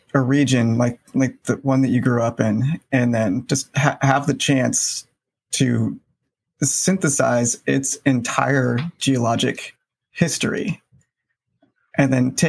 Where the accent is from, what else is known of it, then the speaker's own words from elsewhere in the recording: Oregon, United States; even growing up in Oregon, we really didn't spend a whole lot of time east of the Cascades.